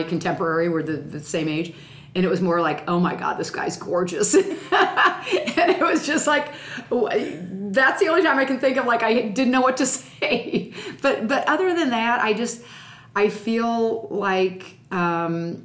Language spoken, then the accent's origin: English; Springfield, Illinois, United States; we grew up in Springfield, my grandma and grandpa would stay with us when the legislature was in session